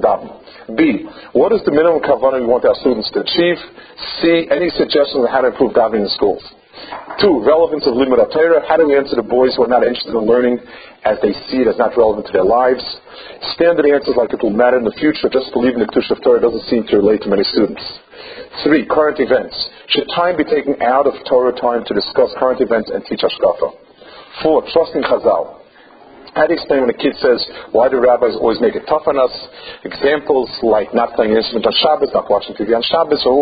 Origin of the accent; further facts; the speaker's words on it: United States; now in Israel; I grew up in America